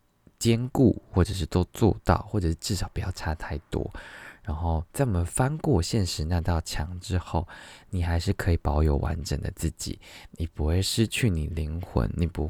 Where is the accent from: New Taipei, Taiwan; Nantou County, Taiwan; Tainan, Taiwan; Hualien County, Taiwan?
Tainan, Taiwan; also born or lived in Kaohsiung / Qingshui, Taichung; now in Taipei, Taiwan; 对我来说，我来自啊我我同时来自台南高雄，这是我很前期的生活。我中间的生活，我来自台中清水。在后来的生活，你要说我来自吗？我现在我现在在台北，这样。